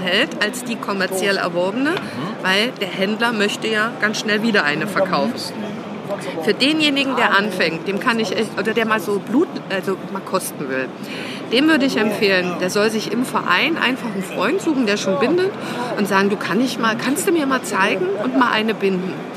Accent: Saxony-Anhalt, Germany; moved away; also born or lived in Thuringia; aus der Gegend, wo ich herkomme, ich bin Anhaltinerin

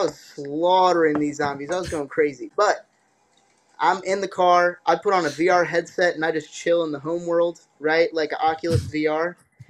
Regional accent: New Jersey, United States; I'm from Jersey.

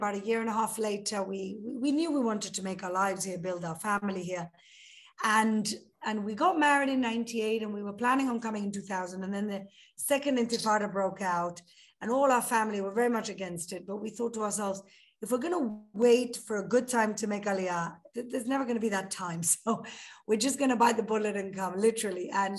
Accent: Gibraltar; moved away as an adult; also born or lived in United Kingdom; now in Israel; I'm from Gibraltar, so I'm both a Sephardi and a Brit at the same time.

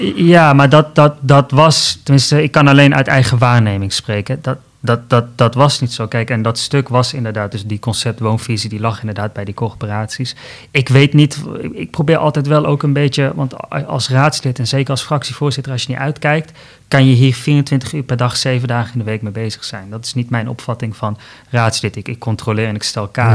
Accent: Tilburg, North Brabant, Netherlands; moved away; also born or lived in Amsterdam; ik ben opgegroeid in Zuid-Nederland, in Tilburg, maar ik heb gestudeerd bijvoorbeeld ook in Amsterdam

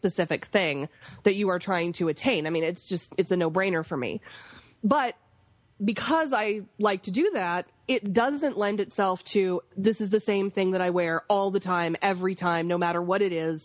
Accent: the South, United States; accent: Southern; I grew up in the South too

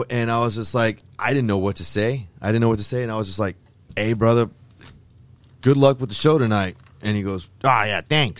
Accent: Houston, Texas, United States; And I'm from Houston and, you know, I'm staying down here for this show too, man.

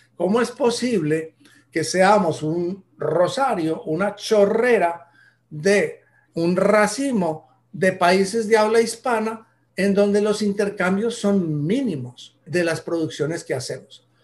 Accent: Colombia; en Colombia somos tan diferentes de norte

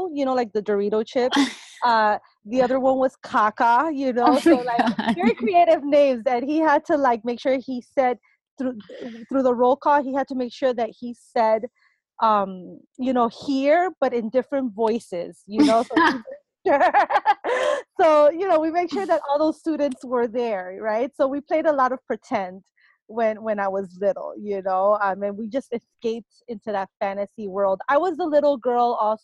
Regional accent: Miami, Florida, United States; English is a second language; moved away as an adult; also born or lived in Cuba; now in Los Angeles, United States; I was born in Cuba and raised in Miami

